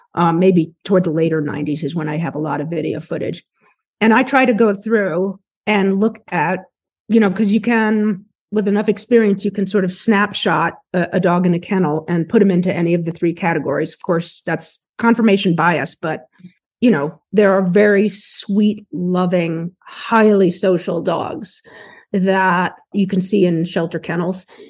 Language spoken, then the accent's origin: English; New York City, New York, United States; when I was very young, we grew up in New York City